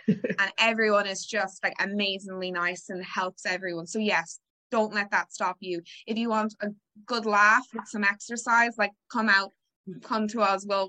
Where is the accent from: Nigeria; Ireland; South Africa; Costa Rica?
Ireland; now in Washington, United States; I'm Irish, but I never play. Well, I'll backtrack. I did play until I was about 8 years old, and I realized that I wasn't really good enough to make the team back in Ireland, so I stopped playing. And so when I moved here